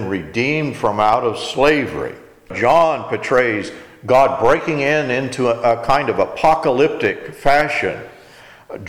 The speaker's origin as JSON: {"language": "English", "region": "Texas", "country": "United States", "said": "I'm an American. I'm in Texas"}